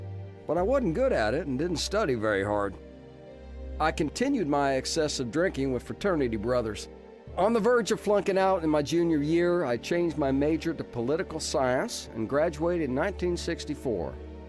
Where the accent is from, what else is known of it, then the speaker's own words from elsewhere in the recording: Huntsville, Alabama, United States; also born or lived in Nashville / Washington, D.C. / Syracuse; I was born in Nashville in 1942, but we moved to Washington, D.C. while my dad served in the Navy. After the war, we lived in Syracuse while he got his master's in mechanical engineering. I was in fourth grade when we moved to Huntsville, Alabama